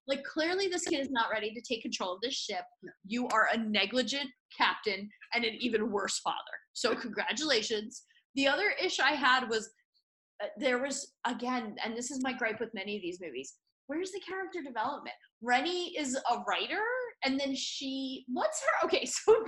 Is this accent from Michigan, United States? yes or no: no; New York City, New York, United States; someone who identifies as a New Yorker